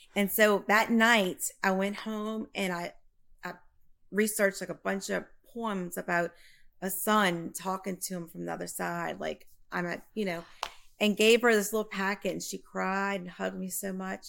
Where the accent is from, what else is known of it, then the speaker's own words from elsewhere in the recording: Prairieville, Louisiana, United States; I'm from Prairieville, Louisiana, in between New Orleans and Baton Rouge.